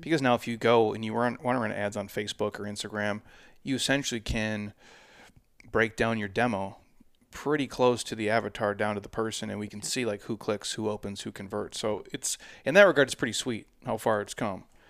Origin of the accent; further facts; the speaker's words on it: Midwest, United States; now in Scottsdale, United States; I'm from the Midwest